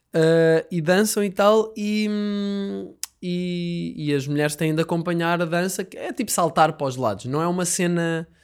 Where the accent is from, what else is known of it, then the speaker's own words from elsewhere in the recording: Portugal; Como eu sou Tuga